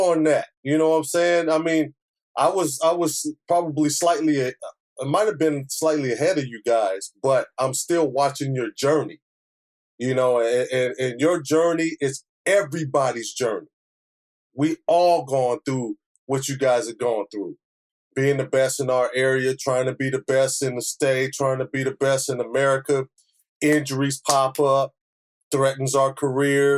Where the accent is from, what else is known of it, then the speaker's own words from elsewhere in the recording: Pasadena, California, United States; growing up in Pasadena